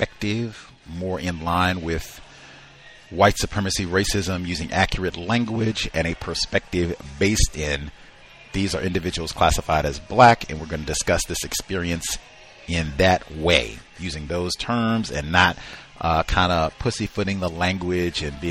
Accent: Virginia, United States; I was born in Virginia.

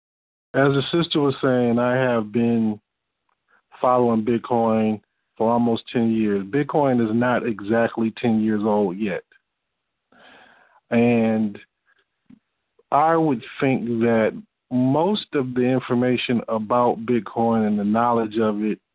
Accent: Detroit, Michigan, United States; I'm from Detroit. I was living in Detroit, Michigan

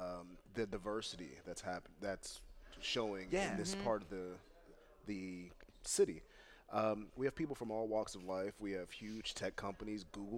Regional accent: Pittsburgh, Pennsylvania, United States; I'm from Pittsburgh, born and raised, from the East End of Pittsburgh

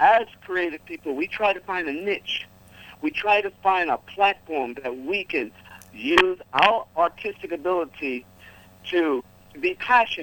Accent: New York City, New York, United States; I'm born and raised in New York and in Harlem

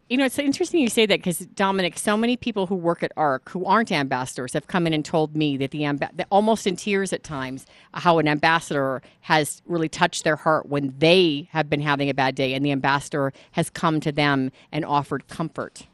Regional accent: Boulder, Colorado, United States; I grew up in Boulder, Colorado for much of my childhood

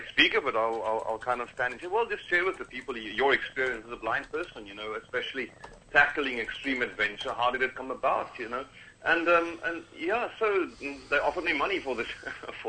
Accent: Cape Town, Western Cape, South Africa; I'm from originally from Cape Town, South Africa

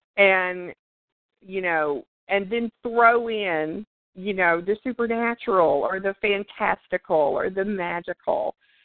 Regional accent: the South, United States; growing up in the South, it's just real common. You sit out on the porch, you know, in the evenings, and your grandma, grandpa, your daddy, or whoever, they tell stories

